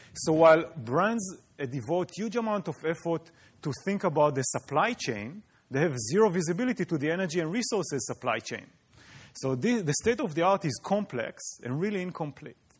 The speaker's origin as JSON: {"language": "English", "country": "Israel", "moved": "yes", "said": "I come from Israel, and in Israel, eh, water appears on the news just like college football in the U S. So you really grow up aware of the water issue."}